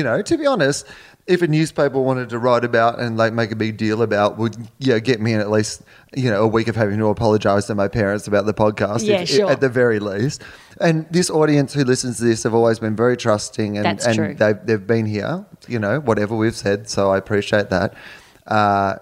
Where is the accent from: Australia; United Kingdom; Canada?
Australia; I'm from Australia.